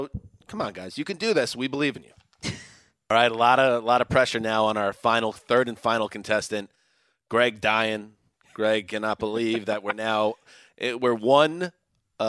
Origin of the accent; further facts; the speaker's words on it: New York, United States; As a New Yorker